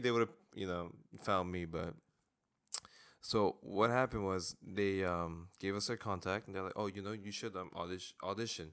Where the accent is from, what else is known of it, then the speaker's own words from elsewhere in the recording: South Korea; I was born in Korea